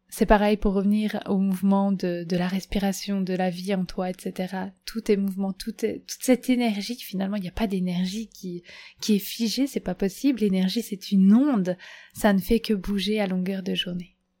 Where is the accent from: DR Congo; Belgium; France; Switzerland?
Belgium; chez moi en Belgique